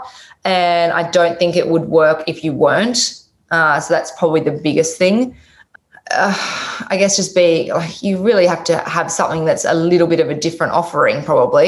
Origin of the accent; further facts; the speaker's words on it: Tasmania, Australia; moved away; I'm from Tasmania, the bottom of Australia originally